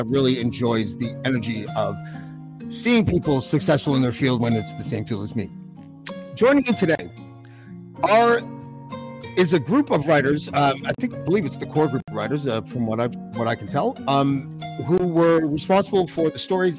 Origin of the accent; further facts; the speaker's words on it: Montreal, Quebec, Canada; I was born in Old Montreal